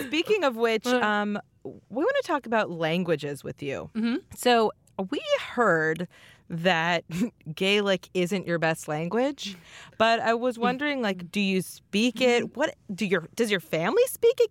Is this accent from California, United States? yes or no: yes; California, United States; born or raised there